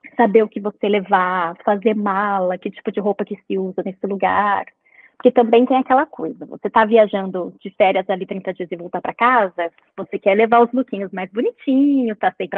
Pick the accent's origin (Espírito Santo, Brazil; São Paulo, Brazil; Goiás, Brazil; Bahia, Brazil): São Paulo, Brazil; moved away as an adult; now in Vancouver, Canada; eu sou nascida e criada em São Paulo, mas eu moro em Vancouver, no Canadá, há oito anos já.